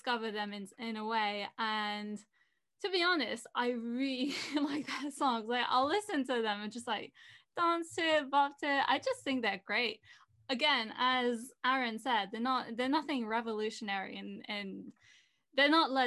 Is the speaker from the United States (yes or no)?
no; France; also born or lived in England; I grew up mostly in France